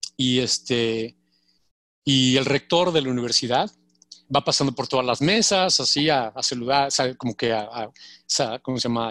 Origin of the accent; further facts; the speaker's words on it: Mexico; moved away as an adult; also born or lived in Switzerland; now in United States; como mexicanos lo, vivimos, sobre todo nosotros los, morenos